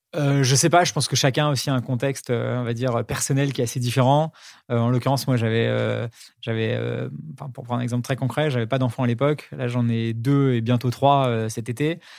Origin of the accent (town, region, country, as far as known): Paris, Île-de-France, France; born or raised there